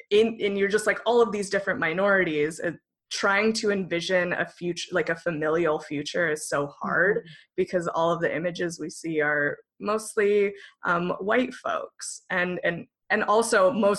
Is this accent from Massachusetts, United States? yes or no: no; Northern California, United States; I grew up in a very rural area of Northern California that was very, very conservative.